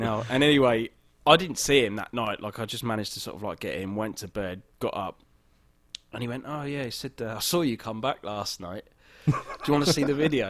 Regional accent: England, United Kingdom; now in Los Angeles, United States; I'm I'm English

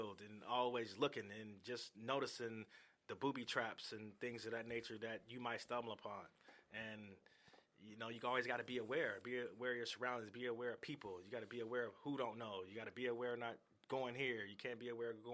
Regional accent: Seattle, Washington, United States; born or raised there; also born or lived in Gary, Indiana / Arizona

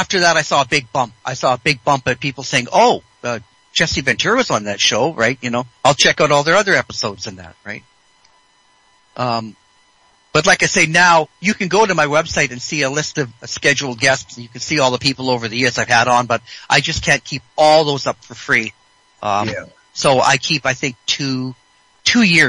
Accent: British Columbia, Canada; I'm from British Columbia

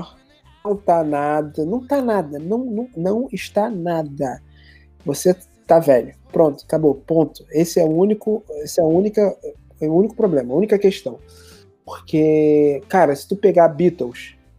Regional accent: Nova Iguaçu, Rio de Janeiro, Brazil; eu nasci, como eu cresci em Nova Iguaçu, que é a cidade que eu, é uma cidade meio que do interior aqui do Rio

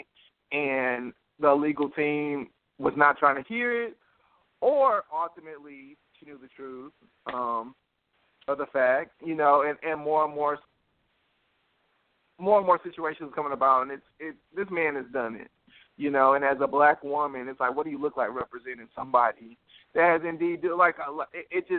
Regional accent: United States; I'm from America

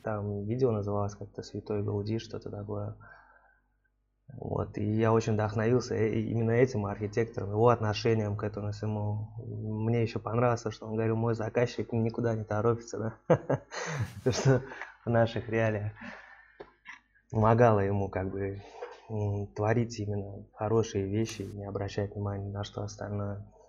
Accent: Tashkent, Uzbekistan; бывший наш земляк с Ташкента

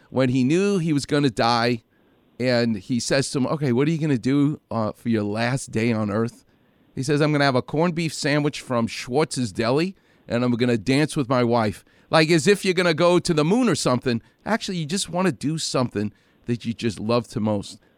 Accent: New York, United States; I'm from New York.

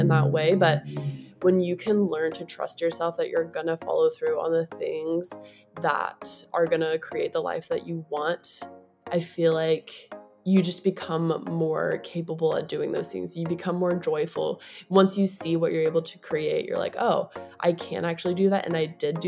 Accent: Charleston, West Virginia, United States; moved away as an adult; also born or lived in California / Hawaii; I grew up in Charleston, West Virginia

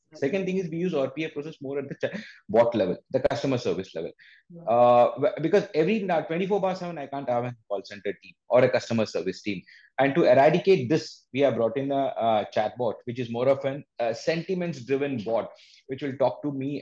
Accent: India; we as an Indian

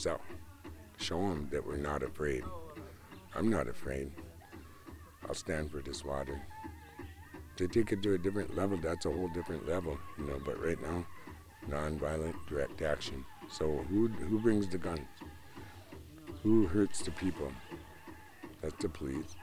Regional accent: Nagaajiwanaang, Minnesota, United States; I'm on my reservation. I'm from Nagachiwanong. Our reservation's the first one that took the money

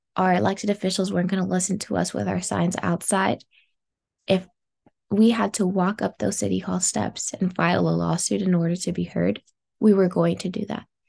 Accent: Los Angeles, California, United States; I grew up in South Los Angeles

